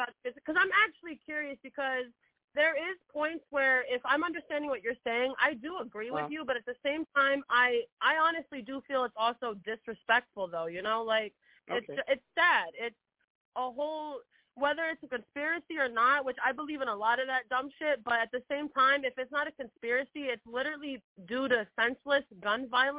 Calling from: New York, United States; New York. I'm calling from New York.

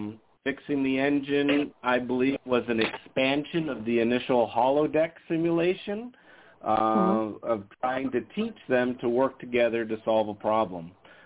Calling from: Las Vegas, Nevada, United States; from Vegas.

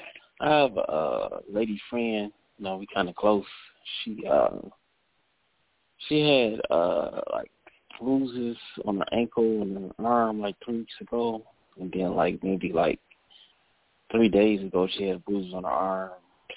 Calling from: Cleveland, Ohio, United States; I'm calling from Cleveland, Ohio.

